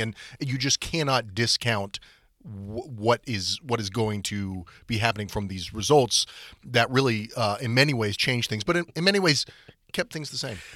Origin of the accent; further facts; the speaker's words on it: Atlanta, Georgia, United States; moved away; where I grew up in Atlanta